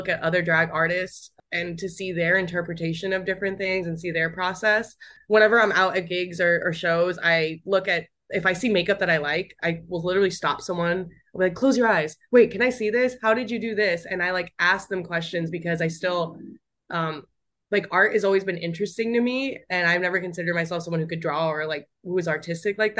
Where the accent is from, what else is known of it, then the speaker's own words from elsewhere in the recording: Arizona, United States; moved away; also born or lived in New York; I'm from Arizona